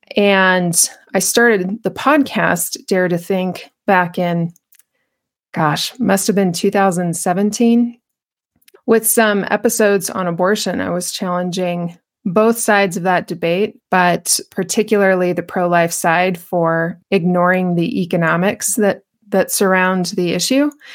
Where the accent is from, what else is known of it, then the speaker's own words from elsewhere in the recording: Albuquerque, New Mexico, United States; I was born and raised in Albuquerque, New Mexico